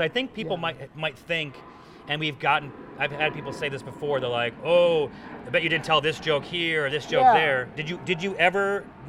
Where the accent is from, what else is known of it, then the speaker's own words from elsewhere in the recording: East Coast, United States; I grew up on the East Coast